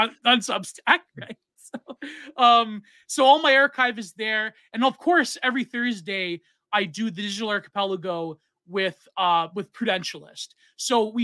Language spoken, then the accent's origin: English; Canada; in Canada, we have the Hicklib par excellence.